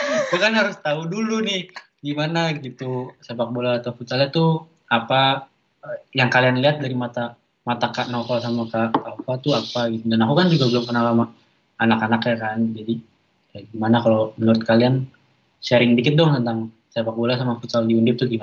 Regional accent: Jakarta, Indonesia; born there; mohon maaf pak saya lahirnya di Jakarta bukan di Kuala Lumpur

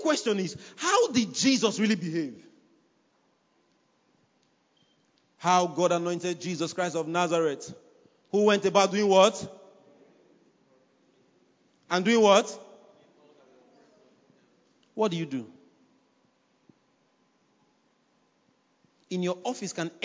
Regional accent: Nigeria; I'm a Nigerian.

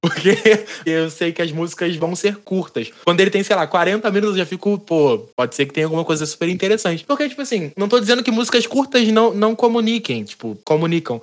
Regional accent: Seropédica, Rio de Janeiro, Brazil; eu sou de Seropédica

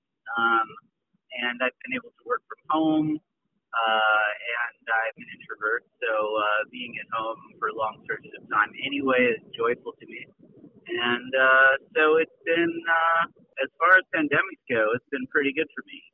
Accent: St. Paul, Minnesota, United States; also born or lived in Lawrence, Kansas / Brooklyn, New York; now in Catskills, United States; I'm originally from St. Paul, Minnesota

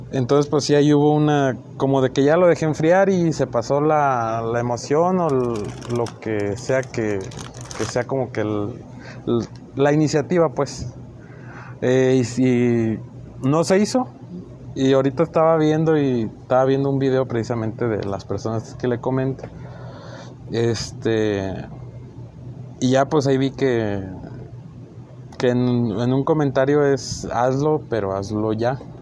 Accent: Chihuahua, Mexico; nací en Chihuahua

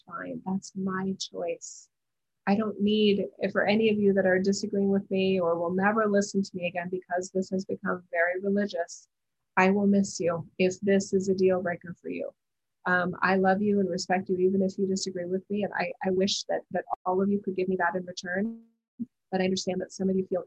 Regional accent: United States; as an American

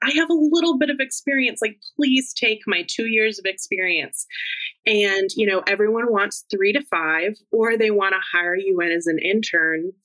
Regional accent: Fort Worth, Texas, United States; now in Washington, D.C., United States; my hometown, Fort Worth

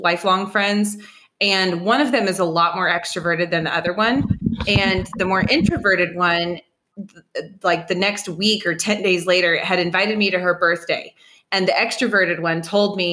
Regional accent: Austin, Texas, United States; living here in Austin, like I am, and I'm from Austin

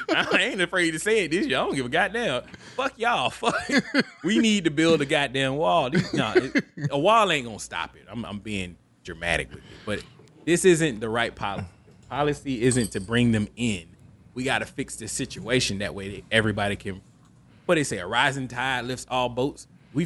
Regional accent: the South, United States; I am an American, and I'm entitled to my own prejudices. This is an American, and I'm Southern. You should expect this type of attitude from me. I'm from the South.

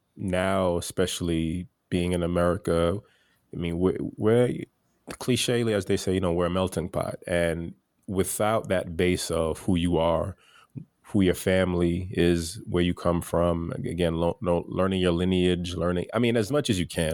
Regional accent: United States; my family comes from Haiti. I'm first generation American. And although I was born here

